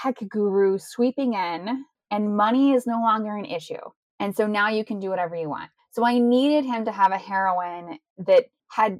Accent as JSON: {"language": "English", "region": "Texas", "country": "United States", "tie": "born or raised there", "moved": "yes", "lives_now": "Ohio, United States", "said": "I was born and raised in Texas"}